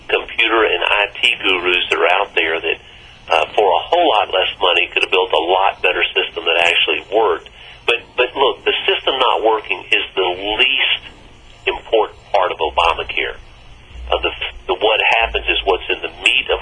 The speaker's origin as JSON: {"language": "English", "region": "Mississippi", "country": "United States", "said": "my home state of Mississippi"}